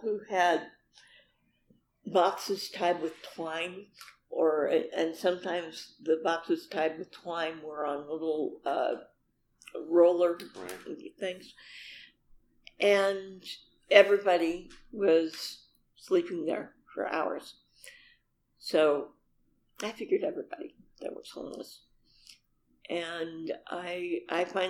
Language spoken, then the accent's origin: English; Seattle, Washington, United States; I'm from Seattle